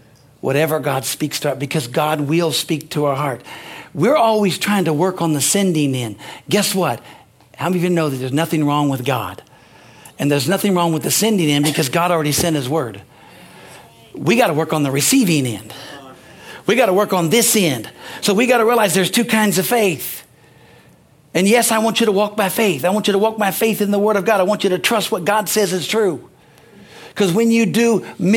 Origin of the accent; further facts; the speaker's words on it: United States; I'm an American.